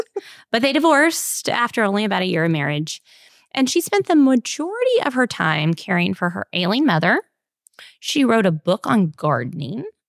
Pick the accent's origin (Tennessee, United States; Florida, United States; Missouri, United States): Tennessee, United States; Memphis; I was born in Memphis in eighty-one